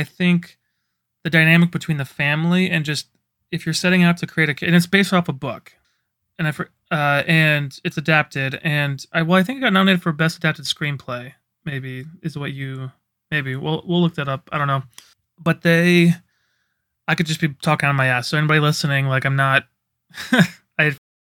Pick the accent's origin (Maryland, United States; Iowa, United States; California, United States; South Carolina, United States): Iowa, United States; Hey, I'm from Iowa.